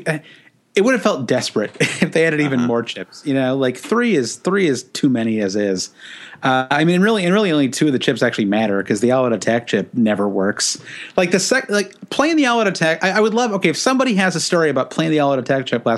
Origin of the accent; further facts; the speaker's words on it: United States; as an American